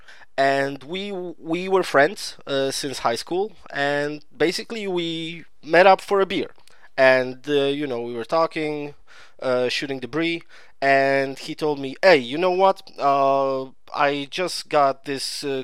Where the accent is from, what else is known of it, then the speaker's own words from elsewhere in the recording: Poland; I'm from Poland.